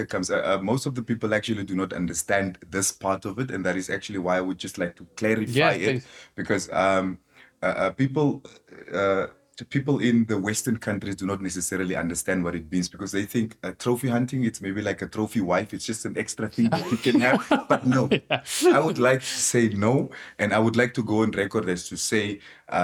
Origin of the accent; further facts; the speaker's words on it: Khorixas area / Kunene region, Namibia; also born or lived in Swakopmund, Namibia; I was actually born there, but I kind of grew up in this area as well